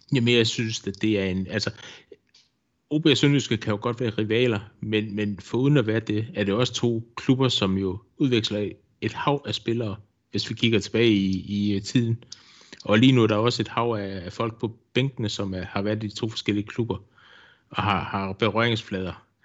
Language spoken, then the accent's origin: Danish; Odense, Southern Denmark, Denmark; moved away as an adult; now in Vojens, Denmark; jeg bor i Vojens. Jeg er tilflytter fra Odense, har boet hernede i 25 år efterhånden